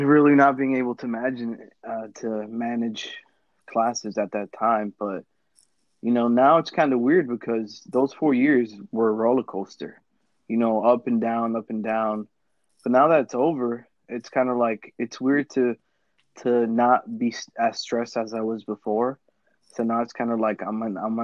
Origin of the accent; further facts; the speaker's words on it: Lawrence, United States; growing up in Lawrence, I went through a lot of middle schools